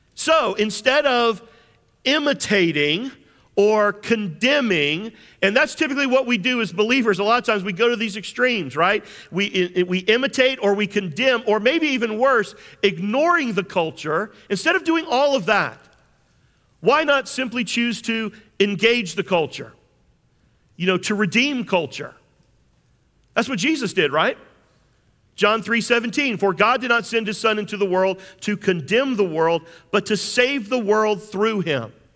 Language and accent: English; James Island, South Carolina, United States; I grew up on James Island